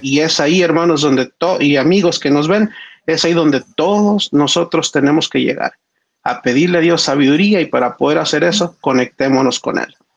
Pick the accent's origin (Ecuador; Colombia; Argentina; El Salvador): El Salvador; en el colegio adventista de donde yo soy en El Salvador